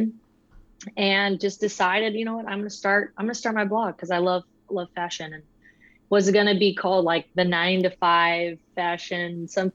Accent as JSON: {"language": "English", "town": "Austin", "region": "Texas", "country": "United States", "tie": "born or raised there", "lives_now": "Georgetown, United States", "said": "native Texan, born in Austin"}